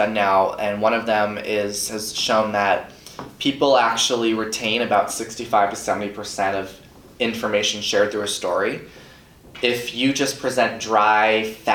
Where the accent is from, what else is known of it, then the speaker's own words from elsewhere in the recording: Long Island, New York, United States; I grew up on Long Island, New York